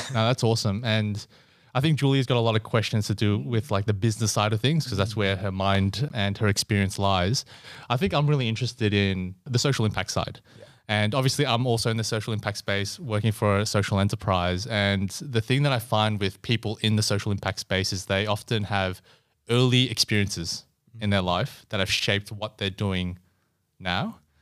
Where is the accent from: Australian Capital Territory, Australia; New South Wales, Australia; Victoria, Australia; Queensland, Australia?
Victoria, Australia; Melbourne; also born or lived in Singapore; I was born in Singapore and also moved over to Melbourne's West when I was three.